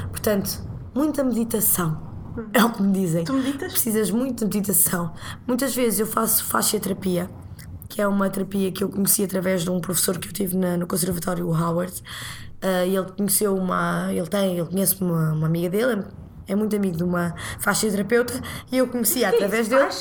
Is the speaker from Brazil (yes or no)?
no; Portugal; moved away as an adult; now in Lisbon, Portugal; cresci em Oliveira das Mães, que é uma pequena cidade.